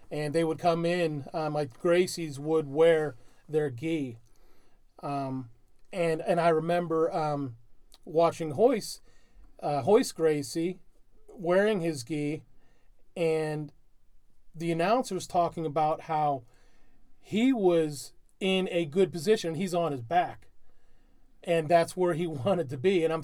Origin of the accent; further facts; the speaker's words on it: Ireland; I'm a huge being an Irishman. I don't know if you guys can tell that I'm Irish.